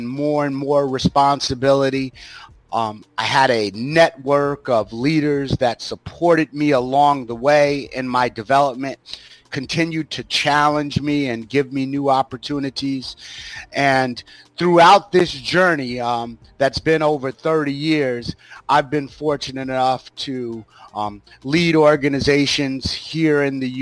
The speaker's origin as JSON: {"language": "English", "town": "Greenburgh", "region": "New York", "country": "United States", "tie": "born or raised there", "said": "I grew up in Westchester County in New York City, in a very small town called Greenberg, New York"}